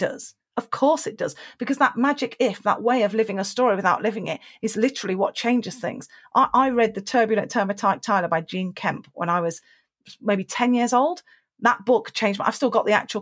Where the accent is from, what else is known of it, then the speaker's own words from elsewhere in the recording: United Kingdom; being British